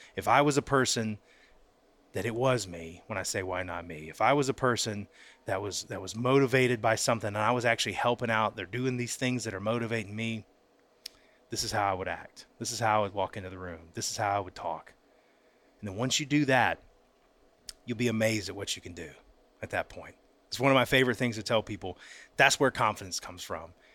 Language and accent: English; Pensacola, Florida, United States; I grew up in Pensacola, Florida